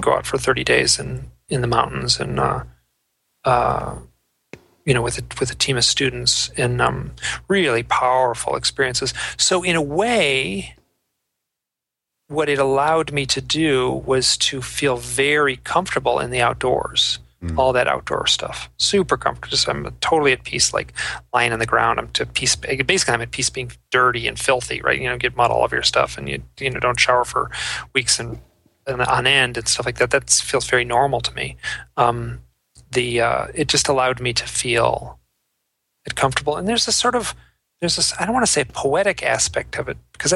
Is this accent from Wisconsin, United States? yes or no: no; Michigan, United States; moved away as an adult; also born or lived in New York City; I grew up in Michigan